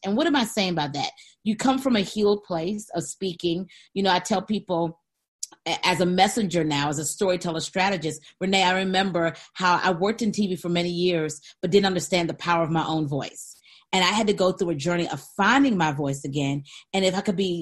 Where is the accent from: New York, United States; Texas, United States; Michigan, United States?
Michigan, United States; Saginaw; 1977, Saginaw, Michigan. General Hospital is where I was born